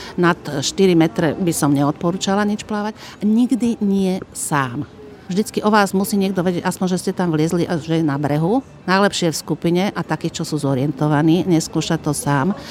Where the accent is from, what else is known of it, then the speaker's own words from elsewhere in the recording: Slovakia; Sme z celého Slovenska a rôznych profesí